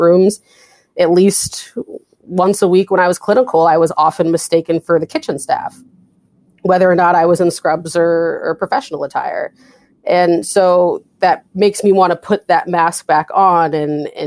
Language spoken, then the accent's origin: English; West Coast, United States; also born or lived in California; now in Boston, United States; I'm from the West Coast